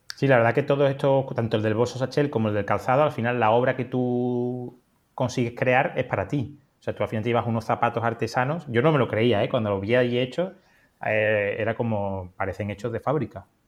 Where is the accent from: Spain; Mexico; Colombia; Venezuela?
Spain; Andalusia; yo soy andaluz